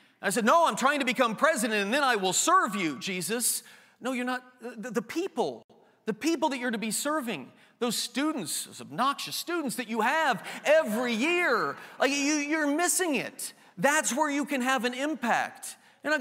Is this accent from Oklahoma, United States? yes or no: yes; Enid, Oklahoma, United States; also born or lived in Greentown; I'm from Greentown. I was born in Enid, Oklahoma